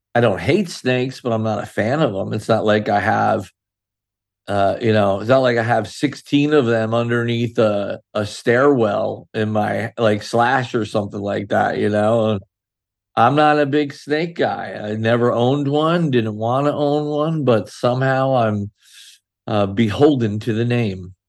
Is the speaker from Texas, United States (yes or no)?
no; Sayreville, New Jersey, United States; I grew up in a little town called Sayreville, New Jersey